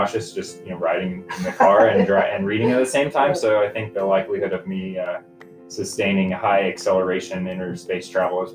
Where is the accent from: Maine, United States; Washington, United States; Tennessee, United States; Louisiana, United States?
Washington, United States; Wenatchee; moved away as an adult; also born or lived in East Coast; now in Meridian, United States; I grew up in Wenatchee, Washington